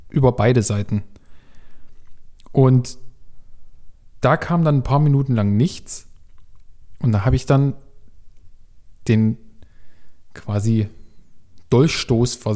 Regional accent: Leipzig, Saxony, Germany; nee, nee, ich bin aus Leipzig, komm's abholen.

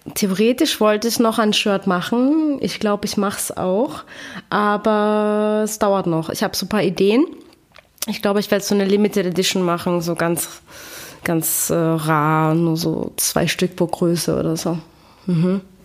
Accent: Graz, Styria, Austria; moved away as an adult; also born or lived in Vienna, Austria; now in Berlin, Germany; ich bin geboren in Graz und ah, dann bin ich nach Wien gezogen

